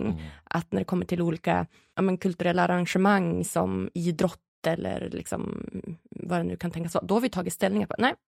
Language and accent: Swedish; Sweden; som en ganska stolt svensk